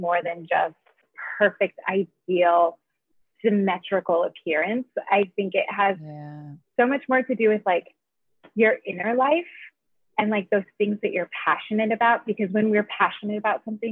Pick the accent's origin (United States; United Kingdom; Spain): United States; Idaho; I grew up in Idaho